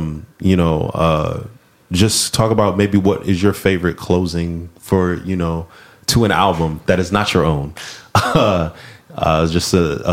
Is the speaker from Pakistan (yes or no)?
no; Massillon, Ohio, United States; now in Atlanta, United States; I'm originally from Ohio